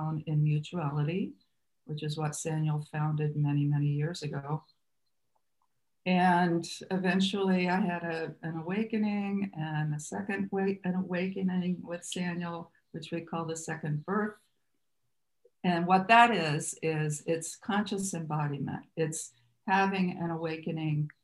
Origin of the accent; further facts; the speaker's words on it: Muncie, Indiana, United States; moved away as an adult; also born or lived in California; I was raised Catholic in Muncie, Indiana, to a large family